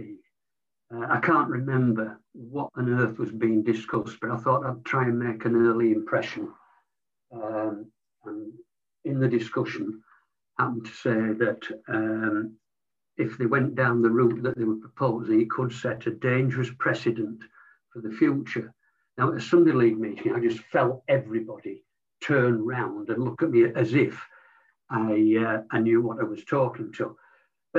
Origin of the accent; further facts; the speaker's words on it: Leeds, Yorkshire and the Humber, United Kingdom; I was born in Leeds to a predominantly non-sporting family.